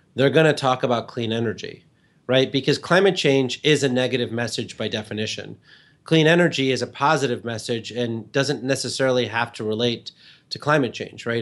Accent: Illinois, United States; moved away; I grew up in Illinois, um, outside of, way outside of Chicago

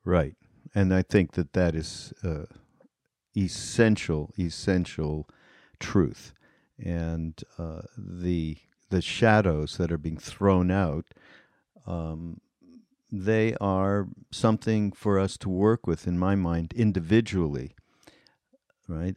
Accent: Canada; moved away; I'm Canadian

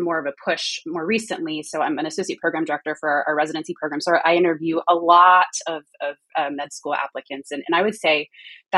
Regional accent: Houston, Texas, United States; also born or lived in California / East Coast; now in North Carolina, United States; I grew up in Houston, trained in California mostly, spent some time on the East Coast, and now I'm in North Carolina

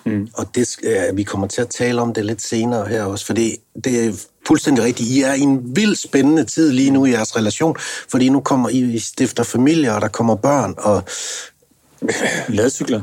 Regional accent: North Jutland, North Denmark Region, Denmark; jeg kommer ligesom jeg er op fra Nordjylland

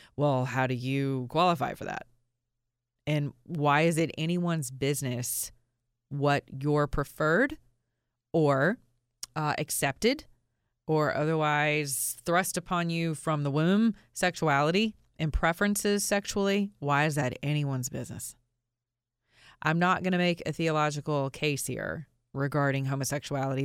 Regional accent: Georgia, United States; I'm from Georgia

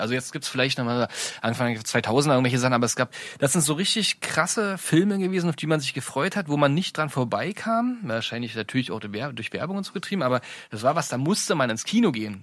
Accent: Brandenburg, Germany; wir sind aus Brandenburg

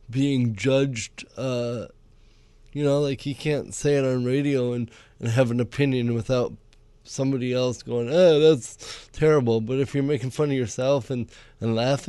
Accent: Cameroon; moved away; I was born in Cameroon, West Africa.

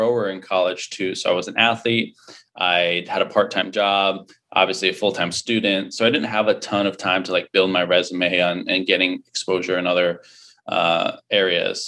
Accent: Connecticut, United States; moved away; I was born and raised in Connecticut. So I'm an East Coast guy originally.

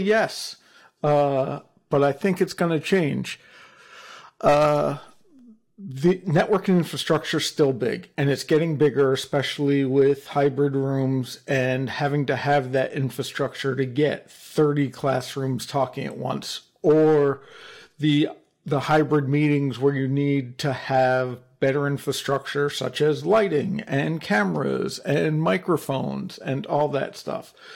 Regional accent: New Jersey, United States; I'm, I'm from New Jersey and my father was a lawyer

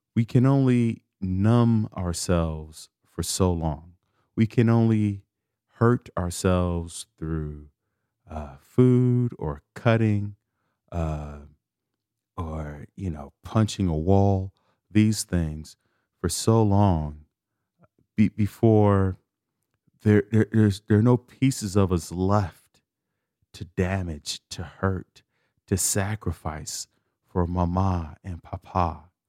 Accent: Chicago, Illinois, United States; I'm from Chicago. I grew up a l, a block from the lake, from Lake Michigan

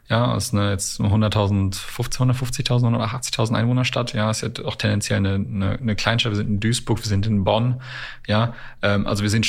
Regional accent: Canada; born there; ich bin ein gebürtiger Kanadier

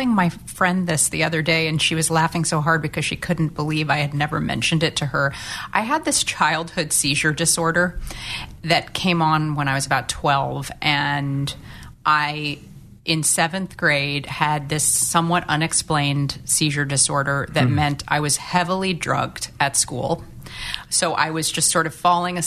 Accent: St. Louis, Missouri, United States; when I was growing up in St. Louis

